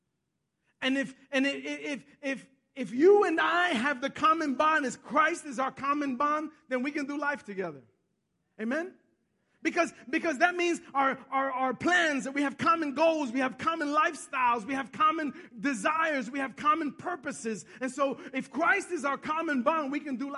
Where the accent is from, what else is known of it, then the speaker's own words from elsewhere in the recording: New York City, New York, United States; also born or lived in Bronx / Westchester; I'm from Manhattan. I grew up in Manhattan